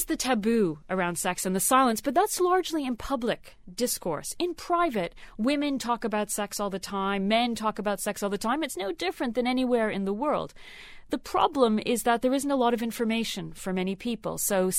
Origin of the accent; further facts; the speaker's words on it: Canada; I grew up in Canada.